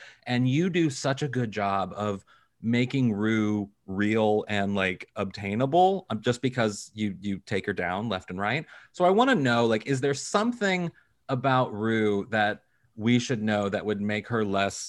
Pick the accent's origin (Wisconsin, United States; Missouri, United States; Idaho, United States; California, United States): Missouri, United States; Kirkwood; I am from Kirkwood, Missouri